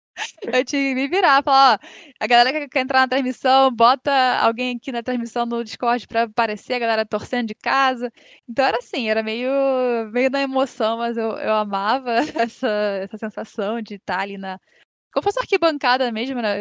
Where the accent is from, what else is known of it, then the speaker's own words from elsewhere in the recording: Rio de Janeiro, Brazil; Eu sou daqui do Rio